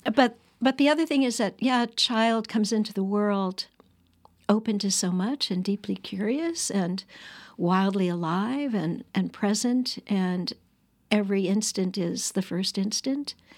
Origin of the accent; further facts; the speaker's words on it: Annandale-on-Hudson, New York, United States; I grew up on the Bard College campus